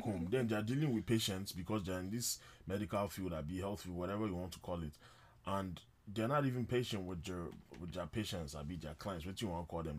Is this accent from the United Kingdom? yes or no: no; Nigeria; I'm a Nigerian guy